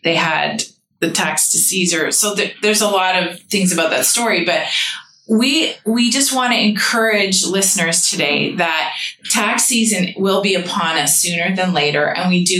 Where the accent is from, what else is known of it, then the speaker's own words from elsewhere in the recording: Canada; a Canadian citizen in our nation